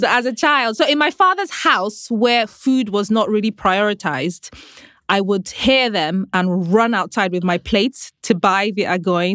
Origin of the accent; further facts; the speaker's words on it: Nigeria; growing up in Nigeria